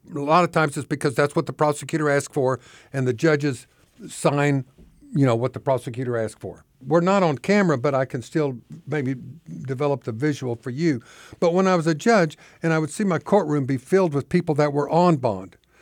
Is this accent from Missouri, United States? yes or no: no; Oklahoma, United States; moved away as an adult; now in Arkansas, United States; I grew up in Oklahoma. I moved here in nineteen ninety-four.